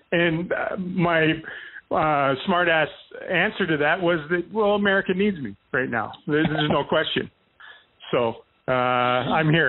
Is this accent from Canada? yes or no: yes; Canada; moved away as an adult; now in United States; I can't get out of jury duty anymore by saying I'm Canadian.